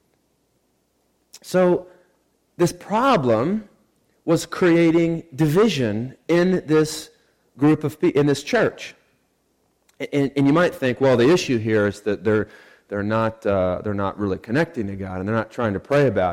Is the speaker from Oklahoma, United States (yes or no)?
yes; Sand Springs, Oklahoma, United States; moved away; I grew up in Sand Springs, Oklahoma.